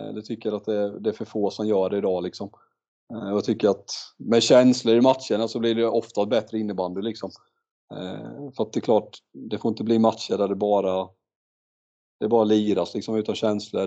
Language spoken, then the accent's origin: Swedish; Mullsjö, Jönköping County, Sweden; när jag växte upp i Mullsjö